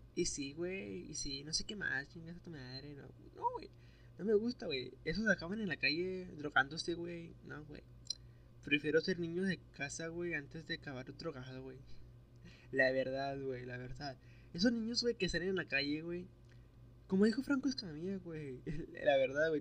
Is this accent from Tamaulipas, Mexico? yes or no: yes; Nuevo Laredo, Tamaulipas, Mexico; accent: norteño; Soy de Nuevo Laredo, Tamaulipas